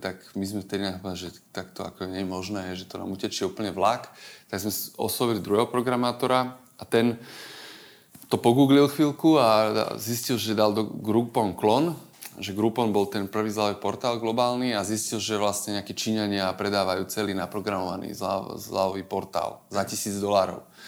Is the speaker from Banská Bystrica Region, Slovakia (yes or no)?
no; Žilina, Žilina Region, Slovakia; moved away; som z Žilinčan pôvodne